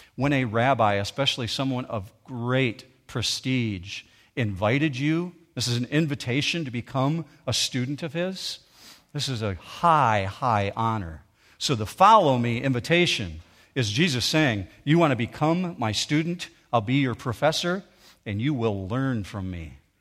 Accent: Muskegon County, Michigan, United States; I grew up in Muskegon County

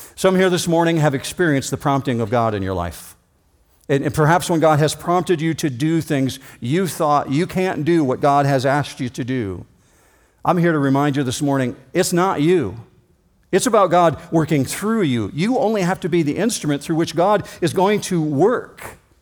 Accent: Muskegon, Michigan, United States; My birth certificate says that I was born in Muskegon County at Hackley Hospital.

